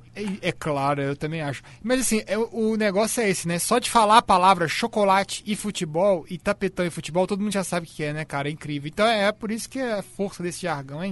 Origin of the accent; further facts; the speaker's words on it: Belo Horizonte, Minas Gerais, Brazil; eu fui criado muito na, na, em Belo Horizonte, na Itatiaia